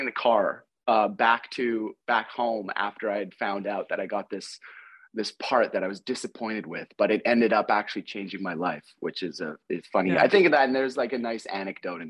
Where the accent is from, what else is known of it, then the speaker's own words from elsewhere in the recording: Winnipeg, Manitoba, Canada; moved away as an adult; now in Vancouver, Canada; growing up in Winnipeg, Edmonton, Saskatoon